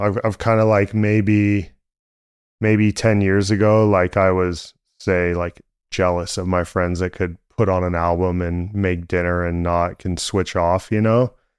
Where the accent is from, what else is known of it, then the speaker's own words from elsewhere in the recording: San Francisco, California, United States; I grew up in San Francisco